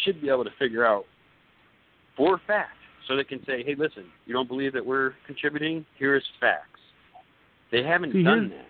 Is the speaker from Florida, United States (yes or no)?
yes; Florida, United States; I grew up in Florida, and I go to the beach, the same beach for 22 years